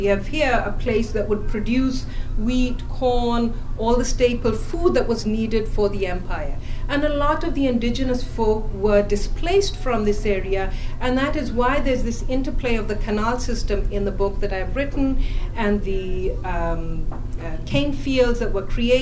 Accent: Pakistan; first language English; moved away as an adult; now in United States; someone who has studied English literature in Pakistan and then American literature in the US

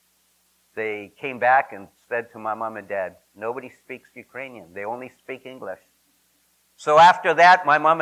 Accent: Saskatchewan, Canada; now in United States; I am Canadian by birth. I tell people I was born in Saskatchewan or Saskatchewan Bush, as we call it, up there

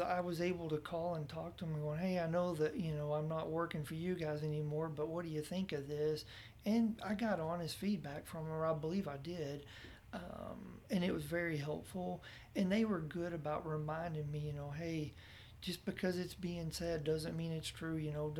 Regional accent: Texas, United States; now in Oklahoma, United States; I was unaware of it when I moved here because I was from Texas and it wasn't going on there.

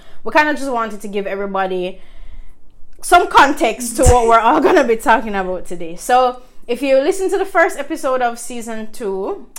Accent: Jamaica; just being a Jamaican as well, food plays such a large part in our identity.

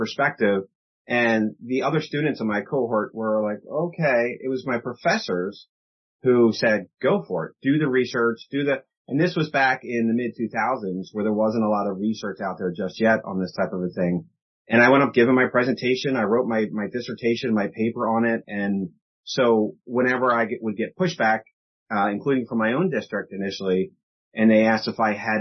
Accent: Philadelphia, Pennsylvania, United States; I grew up in Philadelphia

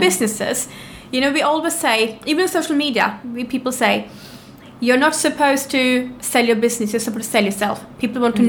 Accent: Norway; moved away as an adult; now in London, United Kingdom; I'm from Norway. I came to London about seven years ago with nothing whatsoever

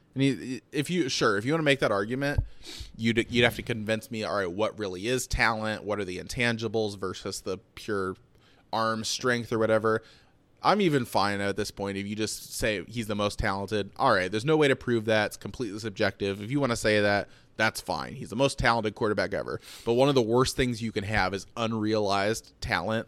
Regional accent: Detroit, Michigan, United States; I'm from Detroit

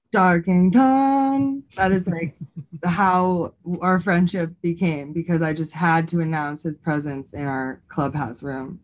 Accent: Bay Area, California, United States; moved away as an adult; now in Colorado, United States; I am originally from the Bay Area and I've lived in Colorado for I think six years

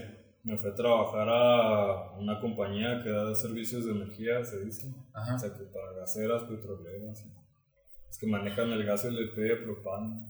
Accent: Mexico; no sea originario de aquí

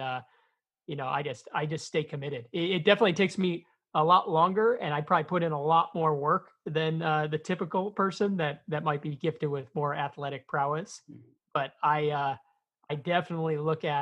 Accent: Chicago, Illinois, United States; I'm from Chicago, Illinois. I grew up in a blue-collar neighborhood on the south side of the city

